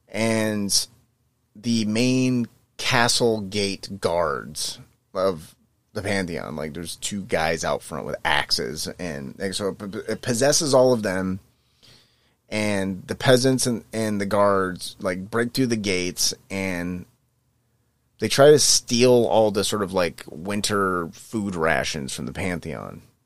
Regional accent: Northern California, United States; I'm from Northern California

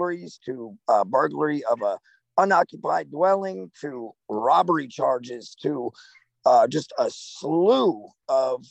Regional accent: Fort Myers, Florida, United States; moved away as an adult; also born or lived in Central New Jersey; now in Limestone, Tennessee, United States; I was born in Central Jersey, and then at 5 years old, my family moved down to Florida, South Florida, Fort Myers, Florida area. I spent pretty much my whole entire life down there.

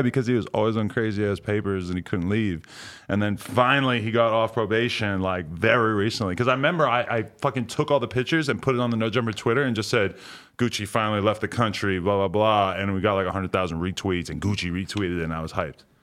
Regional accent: New Hampshire, United States; moved away as an adult; also born or lived in New York; I lived, like, where I grew up in New Hampshire, and then I lived in New York for a long time

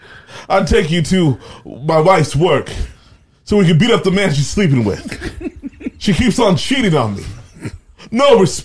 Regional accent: Boston, Massachusetts, United States; You know I'm from Boston.

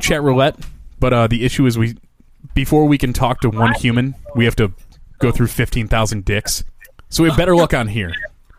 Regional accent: Detroit, Michigan, United States; We're from Metro Detroit.

